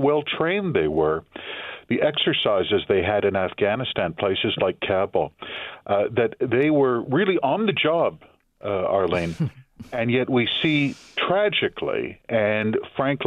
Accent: Canada; I'm Canadian

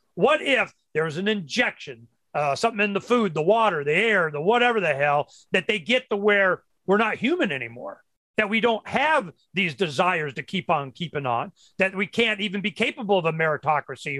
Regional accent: Florida, United States; when I was brought up in Florida, you know, in the uh, 60s

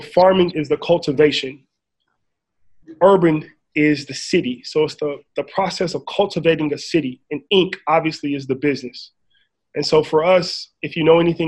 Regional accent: Inglewood, California, United States; I grew up in Inglewood, California, diehard Laker fan, down the street from the LA Forum, born in 1980

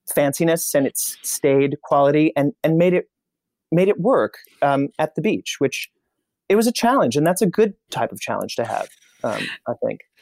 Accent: Indianapolis, Indiana, United States; I'm from Indianapolis

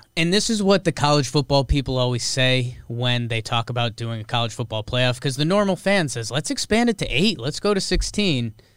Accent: Connecticut, United States; I grew up in Connecticut

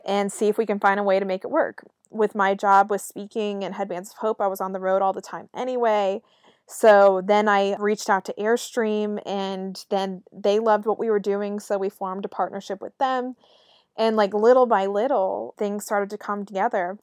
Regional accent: Raleigh, North Carolina, United States; moved away as an adult; I'm from Raleigh, North Carolina

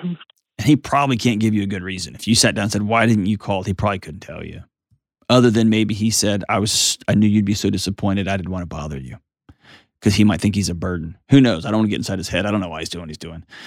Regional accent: Houston, Texas, United States; moved away; my hometown, H-Tone

